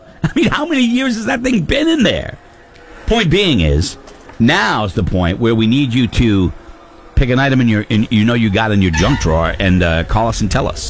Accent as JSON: {"language": "English", "region": "New England", "country": "United States", "said": "I'm from New England."}